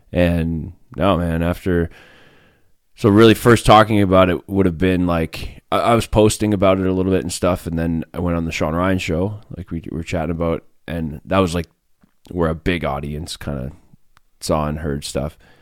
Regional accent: Fishing Lake Métis Settlement, Alberta, Canada; moved away as an adult; I'm from Alberta. I grew up in the middle of nowhere, a little Métis settlement called Fishing Lake Métis settlement.

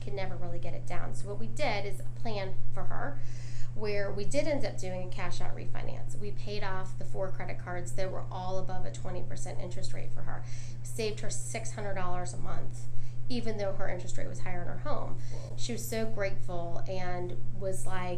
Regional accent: Dunwoody, Georgia, United States; also born or lived in Atlanta; I was born in Atlanta and grew up in Dunwoody

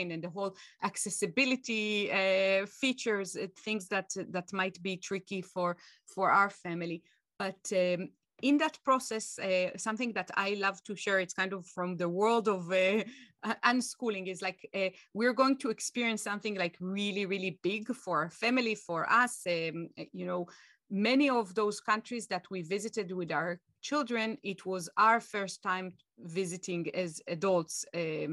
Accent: Israel; moved away; going back to my home country, Israel

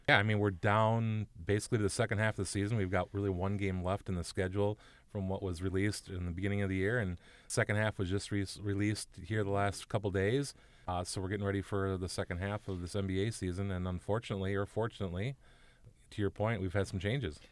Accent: Minnesota, United States; I'm a Minnesotan through and through, born, raised

